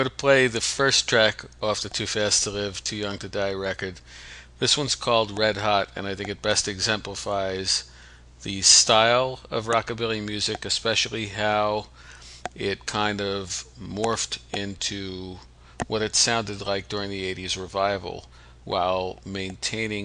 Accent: New York City, New York, United States; I grew up in Brooklyn, so New York

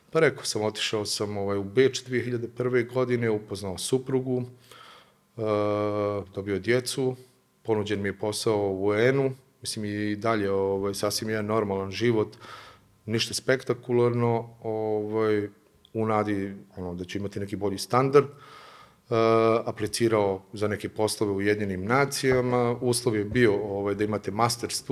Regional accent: Bijeljina, Republika Srpska, Bosnia & Herzegovina; moved away as an adult; also born or lived in Cyprus / Germany / Vienna, Austria; posle završetka fakulteta ovaj, jedva sam dočekao priliku da se ponovo vratim uh, u grad u kome sam odrastao u Bijeljinu. Uh, posle dvije, tri godine, kasnije sam otišao u Beč, gdje sam i magistrirao

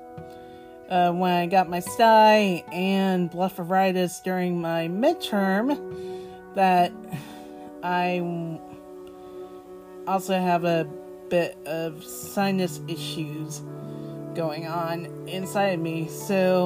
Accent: Florida, United States; also born or lived in Boston, Massachusetts; live in Florida since I was 2 years old

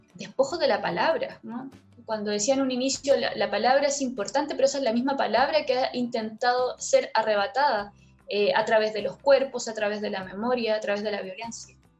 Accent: Chile; el lugar donde yo nací, que es la ciudad, pero tampoco es cualquier ciudad, es la periferia de una ciudad

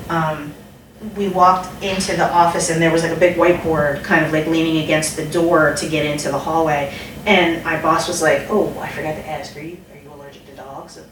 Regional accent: Philadelphia, Pennsylvania, United States; moved away; I'm from Philly

